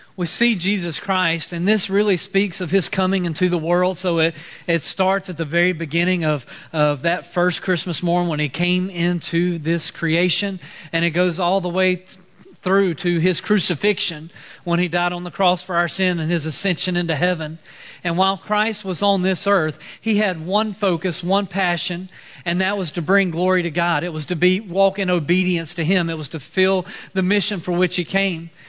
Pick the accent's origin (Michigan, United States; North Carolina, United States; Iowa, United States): North Carolina, United States; Mooresville; I grew up in Mooresville, uh, so I'm originally from this area